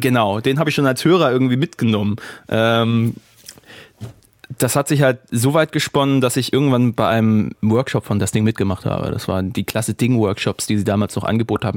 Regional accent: the South, Southern Germany, Germany; moved away; also born or lived in Rhineland; bei uns im Süden

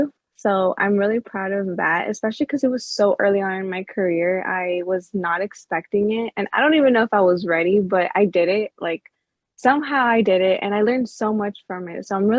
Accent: Orlando, Florida, United States; now in Texas, United States; So I'm originally from Orlando, Florida, right? Mm-hmm. And then I'm reside in Texas.

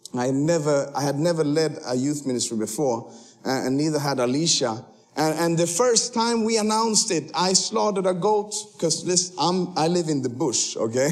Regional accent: Sweden; moved away as an adult; now in Kenya; you cannot see that I'm from Sweden, but I actually was born there

